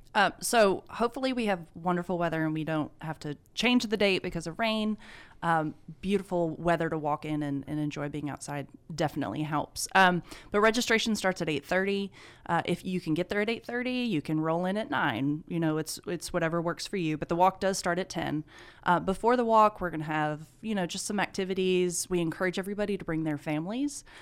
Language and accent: English; Eufaula, Alabama, United States; moved away as an adult; now in Carrollton, United States; I'm originally from Eufaula, Alabama